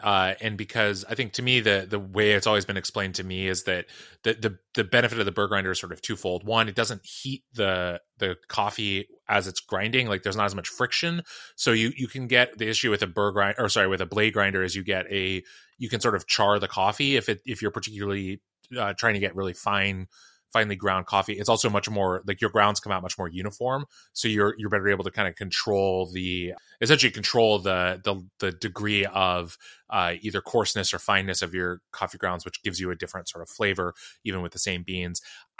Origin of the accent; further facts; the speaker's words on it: Seattle, Washington, United States; I don't know whether it's just from that's what I grew up around in Seattle, and that was the thing.